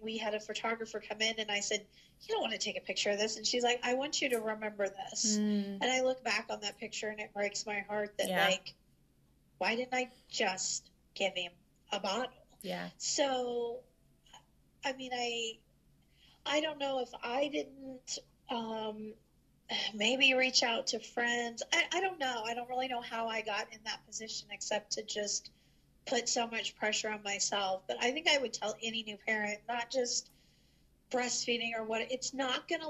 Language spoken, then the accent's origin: English; St. Joseph, Missouri, United States; my husband and I moved back to my hometown